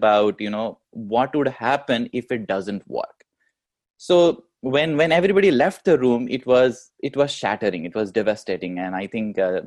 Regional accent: India; moved away as an adult; now in United States; We come from India, we are immigrants here

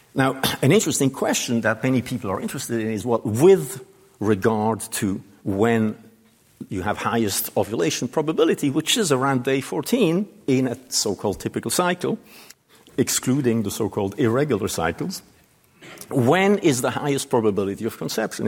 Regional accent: Switzerland; moved away; my home country

